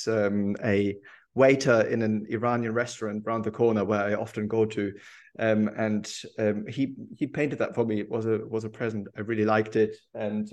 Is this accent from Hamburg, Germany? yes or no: yes; Hamburg, Germany; moved away as an adult; also born or lived in Berlin; now in Edinburgh, United Kingdom; I'm German. I lived in Berlin for a long time before I moved to Edinburgh. I studied in Berlin, but I'm actually from Hamburg